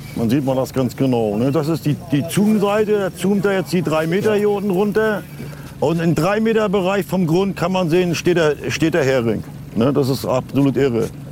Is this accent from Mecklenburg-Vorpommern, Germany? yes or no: yes; Rostock, Mecklenburg-Vorpommern, Germany; bei uns in Rostock